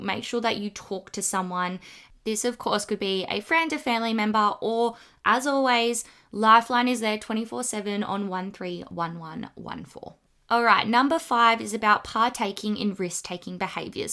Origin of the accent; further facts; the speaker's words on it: Australia; accent: bogan; the kind of Australian slang